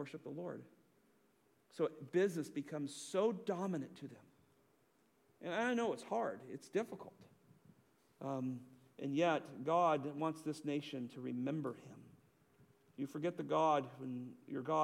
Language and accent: English; the West, United States; now in Southern United States; I was raised in the West, was very liberal